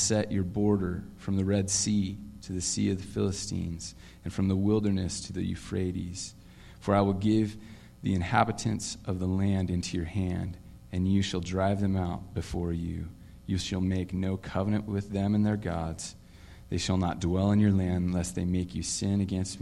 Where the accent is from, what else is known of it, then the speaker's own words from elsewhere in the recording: Vancouver, Washington, United States; also born or lived in Portland, Oregon, United States; I was born in Portland, lived there until I think I was nine, and then found out that we were moving to this land I'd never heard of called Vancouver